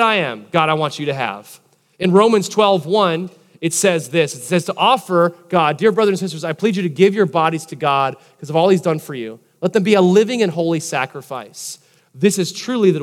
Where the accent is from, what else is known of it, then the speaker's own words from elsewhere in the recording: Palm Harbor, Florida, United States; I grew up in Palm Harbor, Tarpon Springs area